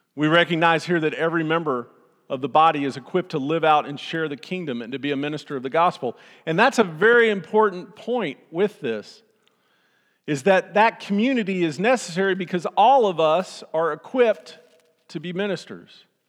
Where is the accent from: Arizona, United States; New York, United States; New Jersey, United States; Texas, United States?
Texas, United States; Austin; I grew up in Austin